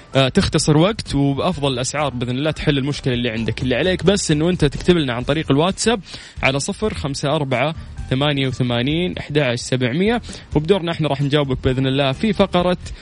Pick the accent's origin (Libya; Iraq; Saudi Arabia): Saudi Arabia; عندنا في السعودية